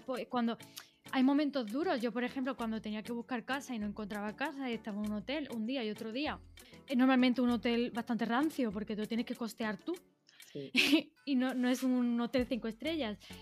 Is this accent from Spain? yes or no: yes; Spain; moved away as an adult; also born or lived in Naples; fue Madrid, fue mi, mi país de origen